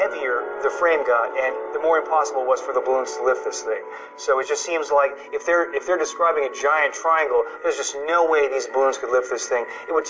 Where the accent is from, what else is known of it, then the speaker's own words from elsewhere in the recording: California, United States; I grew up in California. We just don't have this.